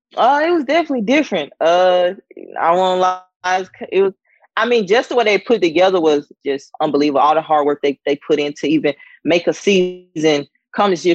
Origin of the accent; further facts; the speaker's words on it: Sandersville, Georgia, United States; moved away as an adult; also born or lived in North Carolina / South Carolina; growing up in Georgia in the town of Sandersville